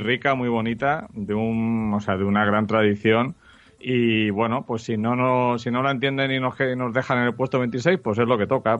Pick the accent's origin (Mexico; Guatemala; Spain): Spain